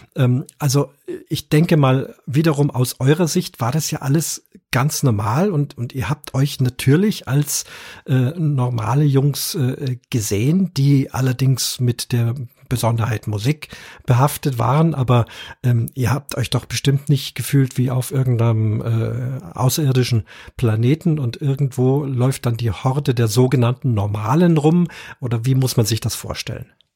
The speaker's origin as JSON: {"language": "German", "town": "Munich", "region": "Bavaria", "country": "Germany", "said": "ich bin ja hier aus, aus Bayern, bin ein Münchner"}